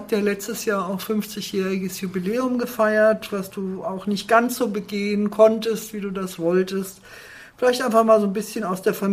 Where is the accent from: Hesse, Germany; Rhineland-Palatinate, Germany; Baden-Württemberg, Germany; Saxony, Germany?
Hesse, Germany; Fulda; born or raised there